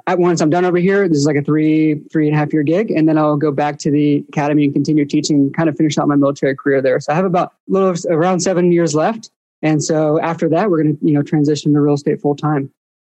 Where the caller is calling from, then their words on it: Cambridge, East of England, United Kingdom; But we are calling in from Cambridge, England right now.